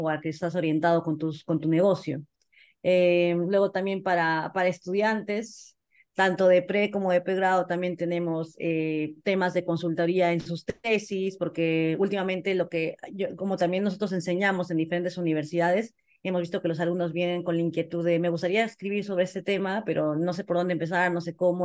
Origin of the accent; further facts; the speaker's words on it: Peru; como socios somos peruanos